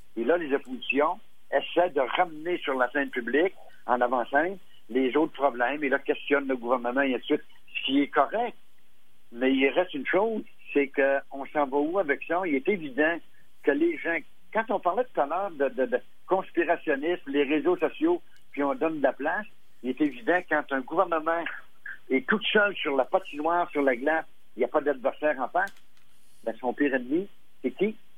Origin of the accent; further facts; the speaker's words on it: Quebec, Canada; chez nous, au Québec